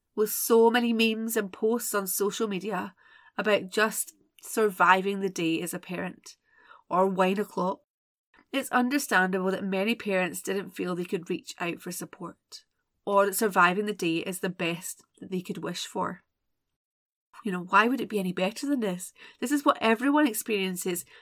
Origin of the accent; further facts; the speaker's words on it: Scotland, United Kingdom; I'm Scottish